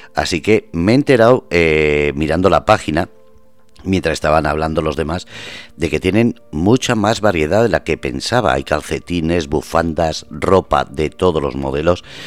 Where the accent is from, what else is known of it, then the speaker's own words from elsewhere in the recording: Basque Country, Spain; moved away; soy vasco